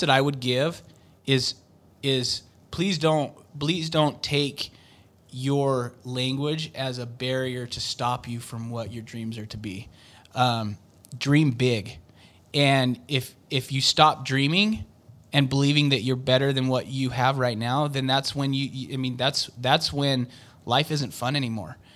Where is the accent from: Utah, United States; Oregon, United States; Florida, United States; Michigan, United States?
Utah, United States; I've lived in Utah my whole life. I mean, I've lived in different states and stuff, but I grew up in Utah